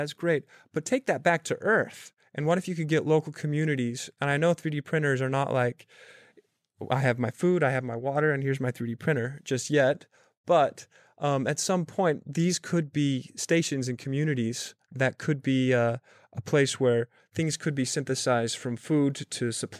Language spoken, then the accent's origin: English; Salt Lake City, Utah, United States; also born or lived in Bay Area; now in New York, United States; I'm 8 months into New York, by the way. I moved here from the Bay Area, originally from Salt Lake City.